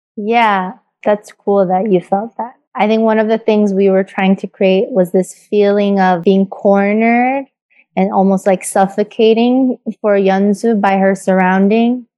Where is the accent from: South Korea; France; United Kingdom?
South Korea; I grew up in Korea.